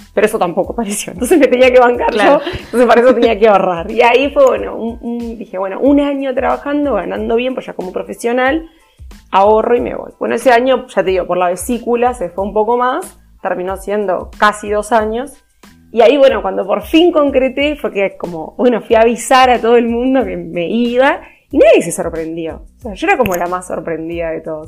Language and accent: Spanish; Uruguay; moved away as an adult; now in Montevideo, Uruguay; soy del interior de Uruguay. Me vine con 18 años a Montevideo a estudiar